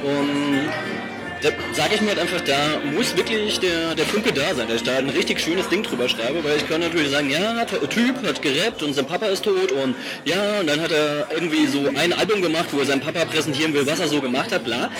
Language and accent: German; Saarbrücken, Saarland, Germany; in Saarbrücken, wo ich herkomme